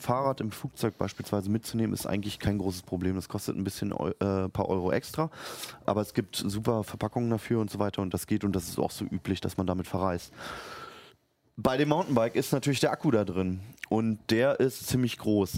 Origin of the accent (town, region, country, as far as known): Berlin, Germany; born or raised there; moved away as an adult; now in Hanover, Germany